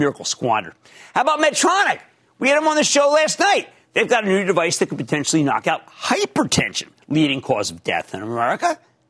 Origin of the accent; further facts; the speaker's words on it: Philadelphia, Pennsylvania, United States; Yes, I know I'm from Philadelphia.